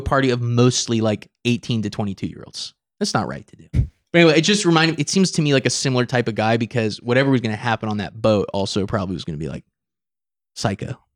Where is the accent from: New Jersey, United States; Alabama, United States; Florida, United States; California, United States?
California, United States; Napa; I'm from Napa, and so if you're from Napa, San Francisco is the city